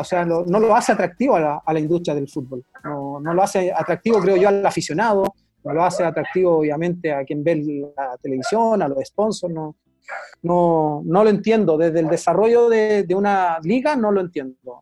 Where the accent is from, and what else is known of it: Chile